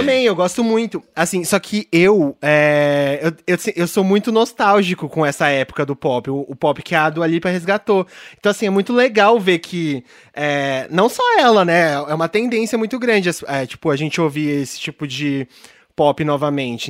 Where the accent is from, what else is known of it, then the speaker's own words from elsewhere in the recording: São Paulo, Brazil; eu sou uma pessoa criada. Eu, fui eu assim, eu nasci em São Paulo.